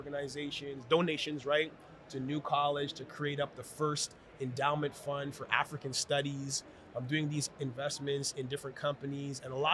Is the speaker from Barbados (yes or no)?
no; Ottawa, Ontario, Canada; now in Toronto, Canada; I'm originally from Ottawa